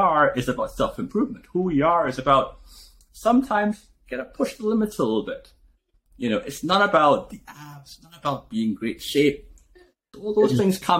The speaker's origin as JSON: {"language": "English", "country": "Trinidad & Tobago", "moved": "as an adult", "lives_now": "United States", "said": "I came from Trinidad, I had $500 in my pocket when I came here"}